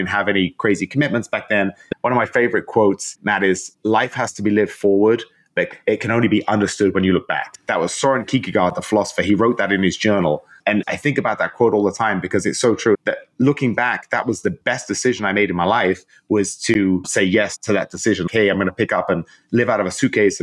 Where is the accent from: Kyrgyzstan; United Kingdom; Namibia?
United Kingdom; London; moved away as an adult; I'm originally from London